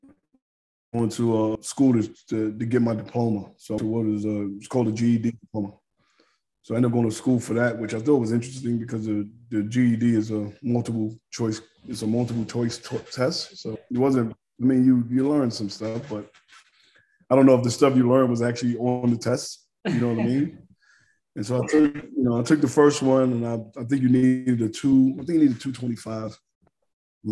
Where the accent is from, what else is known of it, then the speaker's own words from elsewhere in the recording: New York City, New York, United States; born and raised in New York, in Harlem.